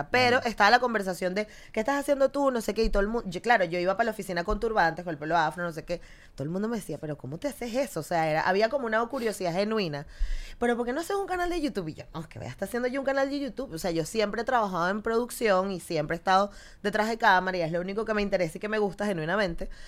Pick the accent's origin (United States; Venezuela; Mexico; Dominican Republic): Venezuela; Guatire, Miranda; moved away as an adult; also born or lived in Caracas; now in Barcelona, Spain; Soy de Caracas, sí. Nací en La Pastora. Ok. Sí, sí, sí, sí, sí. Pero viví en Guatire toda la vida. Ah, mira. Entonces, y mi familia es de Chirimena